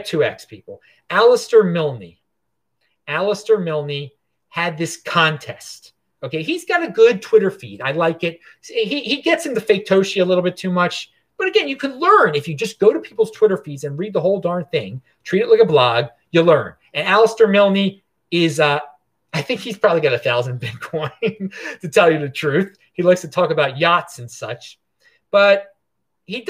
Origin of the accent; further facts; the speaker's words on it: Baltimore, Maryland, United States; now in Asheville, United States; where I'm from originally, Baltimore. But right now I'm in Asheville, North Carolina